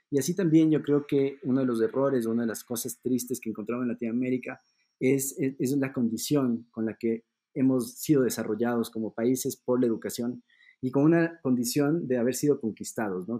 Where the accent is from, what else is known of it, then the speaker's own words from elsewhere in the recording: Ecuador; also born or lived in Germany; Yo soy de Ecuador